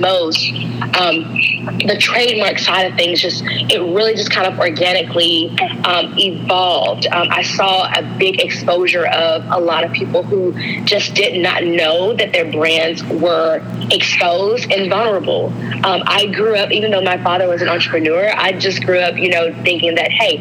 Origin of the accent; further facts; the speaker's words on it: Alabama, United States; I am from Alabama.